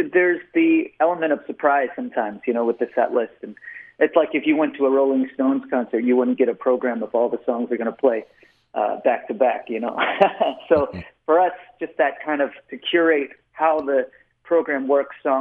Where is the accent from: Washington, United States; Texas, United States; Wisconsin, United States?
Texas, United States; Austin; I was born and raised in Austin, Texas